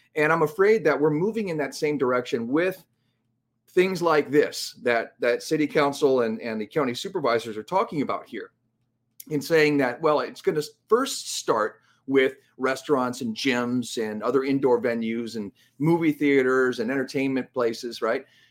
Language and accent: English; Los Angeles, California, United States; now in my hometown of Los Angeles